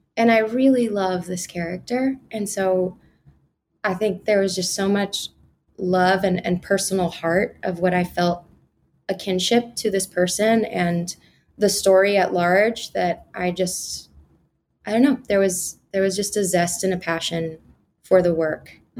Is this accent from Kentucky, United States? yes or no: no; Kansas, United States; moved away as an adult; also born or lived in Lawrence, Kansas; now in New York, United States; I was born on the Missouri side and then we moved to the Kansas side when I was in middle school. So um, predominantly grew up in Kansas